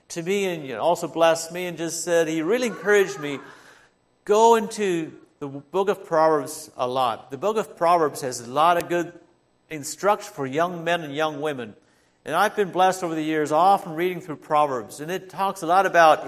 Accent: Holmes County, Ohio, United States; I grew up in Holmes County

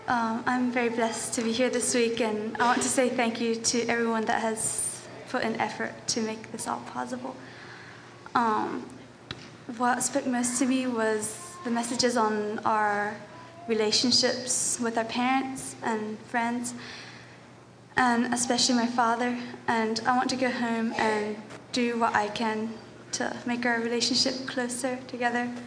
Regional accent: Ohio, United States; I'm from Ohio.

